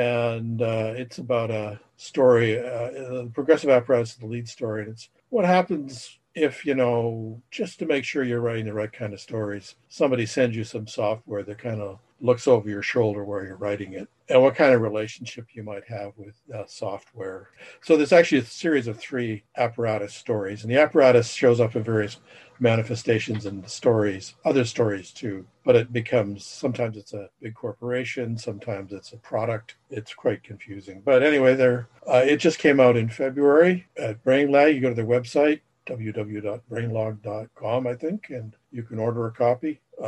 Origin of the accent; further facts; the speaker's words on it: Saskatoon, Saskatchewan, Canada; also born or lived in Alberta; now in Toronto, Canada; I'm originally from the beautiful metropolis of Saskatoon, Saskatchewan, via southern Alberta and then over to Ontario.